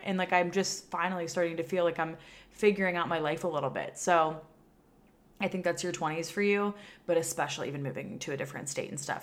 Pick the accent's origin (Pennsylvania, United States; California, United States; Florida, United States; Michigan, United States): Pennsylvania, United States; moved away as an adult; now in Austin, United States; my home state where I grew up in Pennsylvania